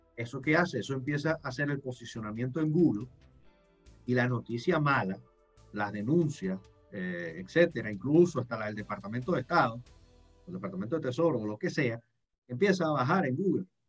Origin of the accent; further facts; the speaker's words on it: Venezuela; moved away; yo como venezolano